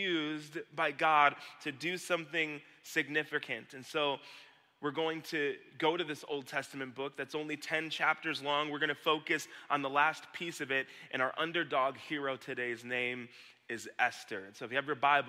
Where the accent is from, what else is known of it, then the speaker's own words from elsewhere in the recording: Lake Orion, Michigan, United States; back here in Lake Orion with my Kensington Church family. This is my hometown